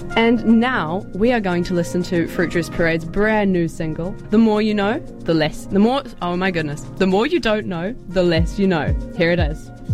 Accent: Timaru, Canterbury, New Zealand; I'm from Timaru, and I went through my emo phase. I did all of that in a provincial New Zealand town

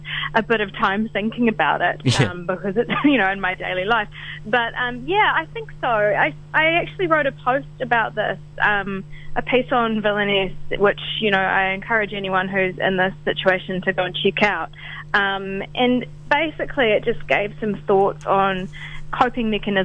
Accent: Rotorua, Bay of Plenty, New Zealand; now in Auckland, New Zealand; I'm originally from Rotorua, but okay. I am living in Auckland.

